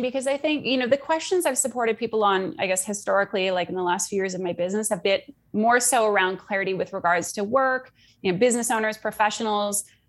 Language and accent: English; Canada; also born or lived in Sydney, Australia; now in Munich, Germany; I'm from Canada. I live in Munich, Germany.